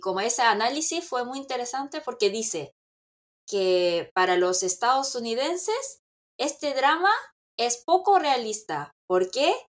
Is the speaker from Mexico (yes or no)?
no; South Korea; yo soy coreana